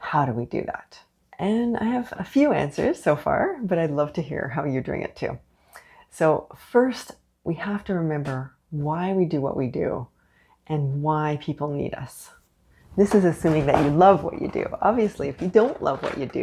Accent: Canada; also born or lived in Montreal; I am unapologetically Canadian. I'm in Montreal.

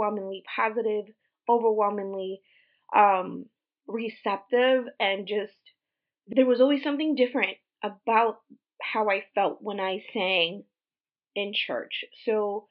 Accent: Puerto Rico; moved away; We were raised Christian, primarily Pentecostal in Puerto Rico

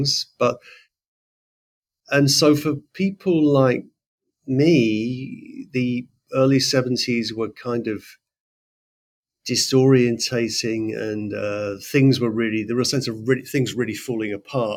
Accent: Letchworth, East of England, United Kingdom; now in New York, United States; I grew up in Letchworth.

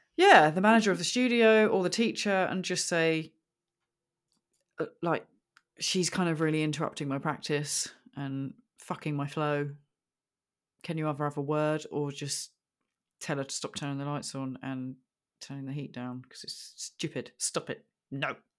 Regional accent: United Kingdom; I'm very British

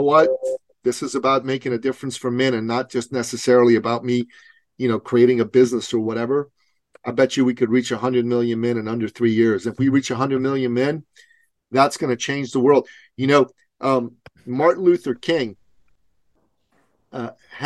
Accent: Iran; moved away; I'm a Christian from Iran myself. We escaped the Islamic Revolution to come to the West.

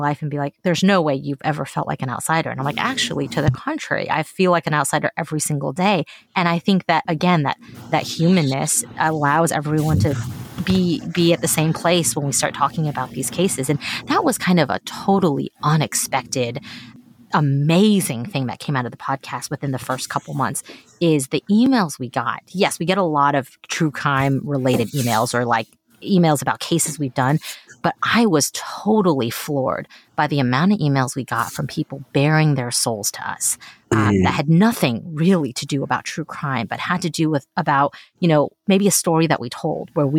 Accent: Texas, United States; first language Mandarin Chinese; English is a second language; I'm Chinese, and I grew up in Texas

